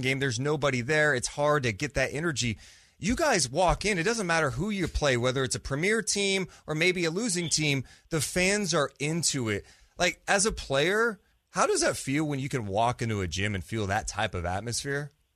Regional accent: Sacramento, California, United States; born and raised in Sacramento

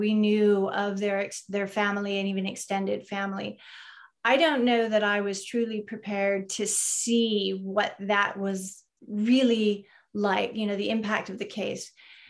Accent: California, United States; I'm from Ventura County.

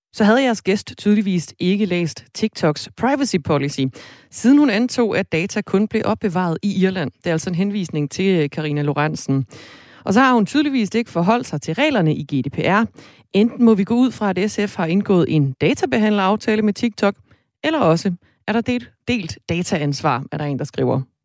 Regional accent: Jutland, Denmark; Nu er jeg også fra Jylland

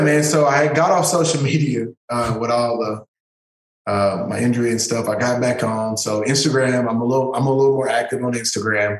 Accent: East Texas, United States; I grew up in East Texas, one of the toughest neighborhoods in East Texas in Chapel Hill

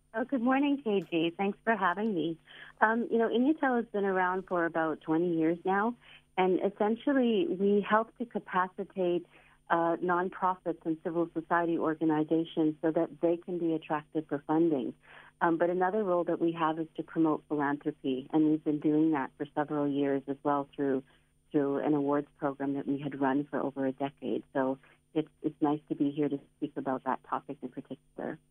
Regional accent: Canada; now in South Africa; I grew up in Canada

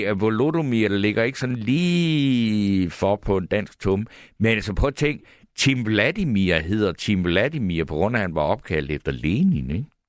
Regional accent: Funen, Southern Denmark, Denmark; Jeg kommer fra Fyn

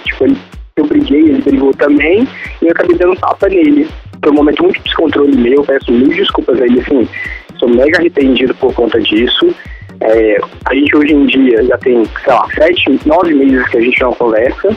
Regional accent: Belo Horizonte, Minas Gerais, Brazil; Eu sou geminiano, eu sou seu conterrâneo, sou de Minas. BH.

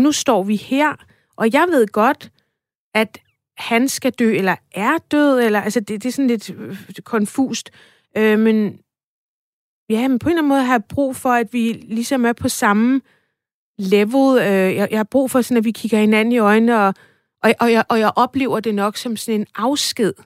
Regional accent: Farum, Capital Region of Denmark, Denmark; Jeg voksede op i Farum i området, der hedder Stavnsholm

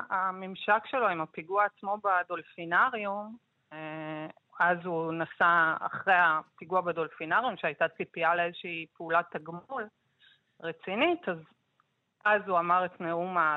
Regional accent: Jerusalem, Jerusalem District, Israel; אני גדלתי בירושלים בניינטיז, אז חוויתי הרבה מאוד פיגועים.

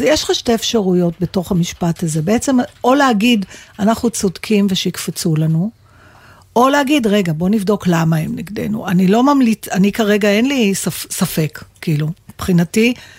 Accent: Israel; אני מישראל

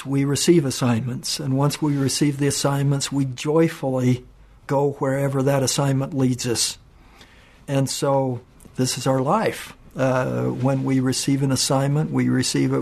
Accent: Cache Valley, Utah, United States; also born or lived in Japan; when I was a young boy myself, growing up in Cache Valley.

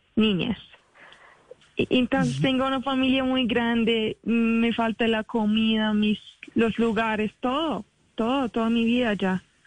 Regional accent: Iraq; Spanish is a second language; also born or lived in Kuala Lumpur, Malaysia; now in Colombia; nosotros salimos de Irak así como 10 años

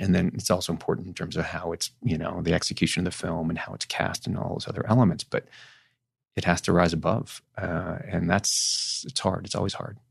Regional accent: Northern California, United States; I grew up in Northern California

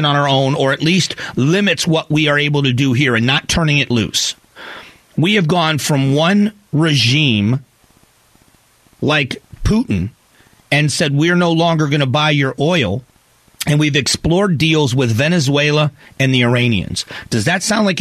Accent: Florida, United States; also born or lived in Cleveland, Ohio; now in Arizona, United States; I remember where I grew up in Florida

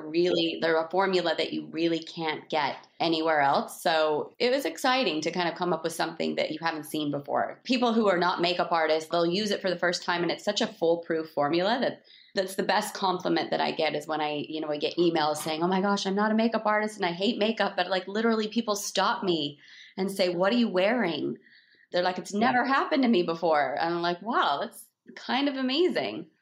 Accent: Salt Lake City, Utah, United States; also born or lived in Park City, Utah / West Hollywood; I grew up in Salt Lake City

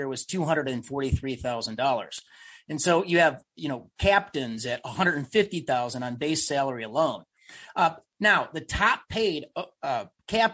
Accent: Illinois, United States; I'm from Illinois

